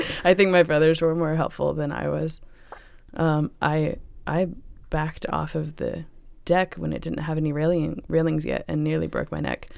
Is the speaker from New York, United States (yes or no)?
no; Chesterfield, Virginia, United States; I grew up in Chesterfield, Virginia